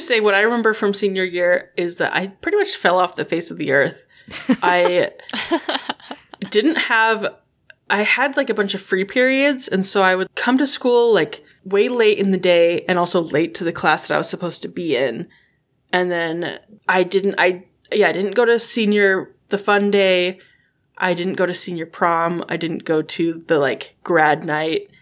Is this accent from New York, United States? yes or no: no; Alaska, United States; moved away; also born or lived in Midwest; We are originally from Alaska, but now we're all sort of randomly in the Midwest.